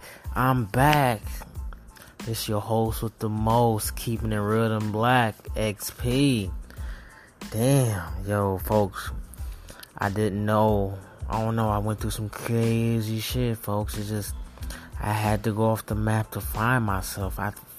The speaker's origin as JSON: {"language": "English", "region": "the South", "country": "United States", "said": "I'm from the South, and that shit is a lot to me."}